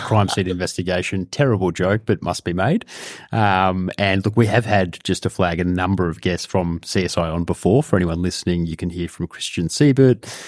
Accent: Australia; a Jewish person growing up in Australia

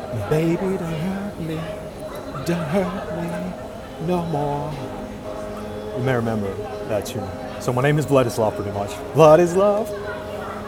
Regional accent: Urals, Russia; moved away as an adult; also born or lived in Moscow, Russia; now in Vilnius, Lithuania; So I'm Russian born. I come from Urals

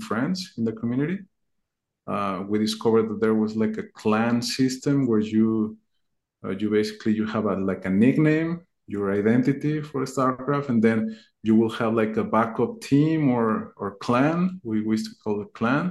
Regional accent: Mexico; I'm from Mexico

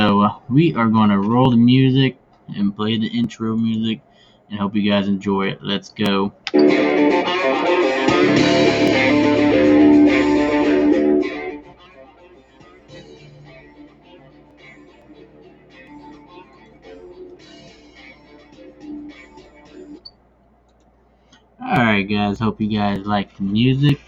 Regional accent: Missouri, United States; I am from Missouri

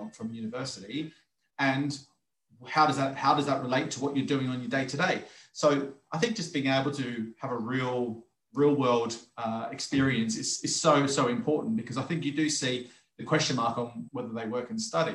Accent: Australia; moved away; as a kid growing up, playing sports, being an Australian, sports is all part of the culture and lifestyle there

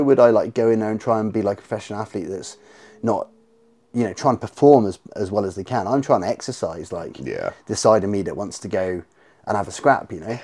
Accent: St Ives, South West England, United Kingdom; I'm from St. Ives

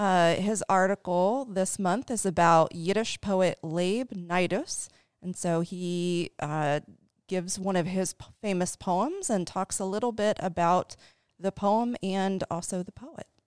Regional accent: Dayton, Ohio, United States; moved away as an adult; now in Cincinnati, United States; I am from Dayton, Ohio

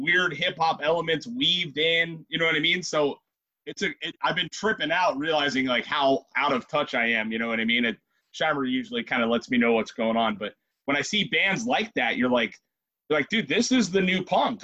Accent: Ventura, California, United States; We're from Ventura and Oxnard

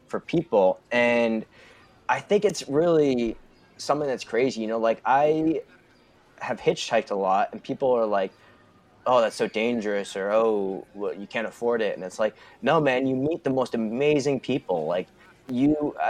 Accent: United States; we're from the United States, where it's a melting pot

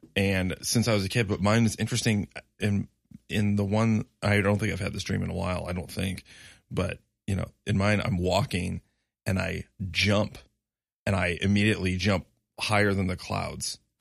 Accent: Chicago, Illinois, United States; somebody from Chicago area 'cause I was born in the Chicago area

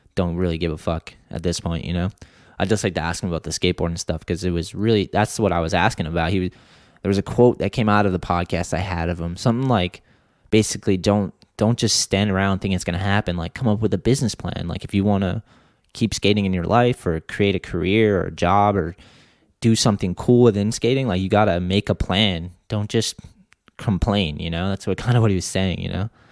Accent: East Coast, United States; when I grew up on the East Coast

